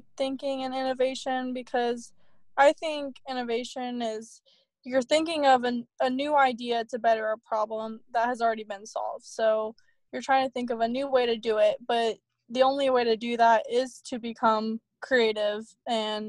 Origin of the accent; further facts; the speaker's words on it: Columbus, Ohio, United States; I'm originally from Columbus, Ohio